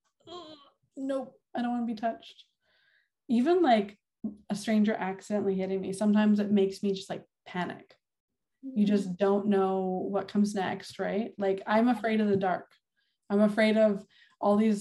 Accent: Winnipeg, Manitoba, Canada; moved away as an adult; I'm from St. Vitale and that's where my son was born and where I grew up.

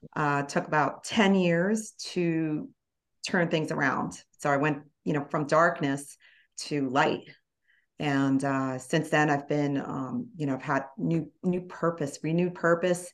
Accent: New York City area, New Jersey, United States; I grew up in the New York City area, North Jersey

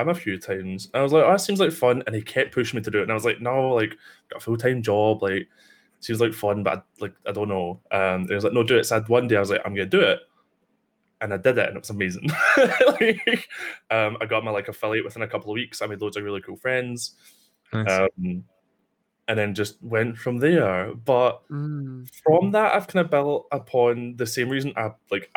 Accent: Scotland, United Kingdom; I'm Scottish

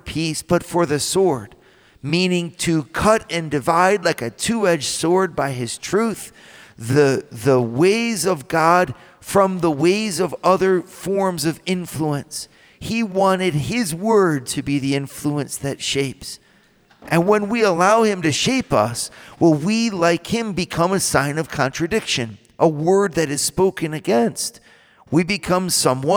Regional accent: United States; being an American

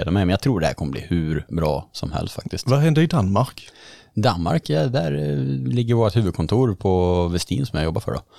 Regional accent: Örkelljunga, Skåne, Sweden; moved away as an adult; also born or lived in Slovakia; now in Hultsfred, Sweden; Jag kommer från Örkelljunga i Skåne.

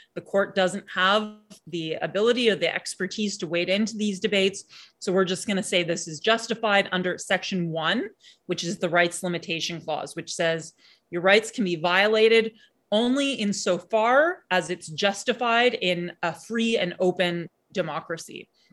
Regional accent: Canada; as Canadian citizens

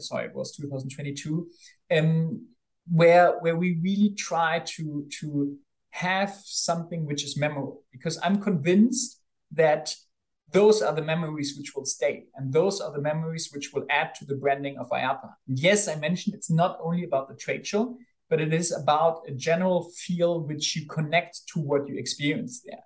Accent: Bonn, North Rhine-Westphalia, Germany; I grew up in Bonn, which is the old capital of Germany

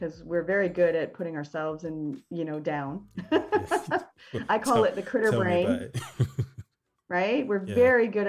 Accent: Canada; I am Canadian, a proud Canadian

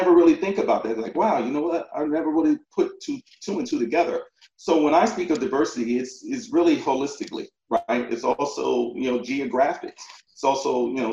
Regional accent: Elizabeth, New Jersey, United States; moved away; also born or lived in Virginia; I'm from New Jersey, northern New Jersey, a town called Elizabeth, very small town, Elizabeth, New Jersey, right next to Newark Airport, if you're familiar. So I grew up there, went to elementary, middle school, and high school there.

